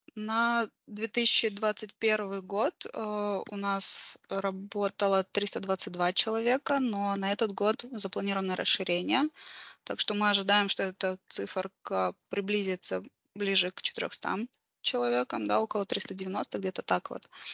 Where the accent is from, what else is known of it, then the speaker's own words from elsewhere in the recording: Karaganda, Karaganda Region, Kazakhstan; я родом из Караганды. А, вот, э, да, я родилась здесь и, в принципе, нигде больше не жила длительное время